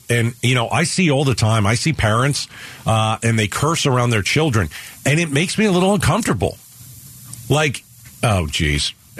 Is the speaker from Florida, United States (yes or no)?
no; New York, United States; now in Phoenix, United States; I came out here from New York 27 years ago.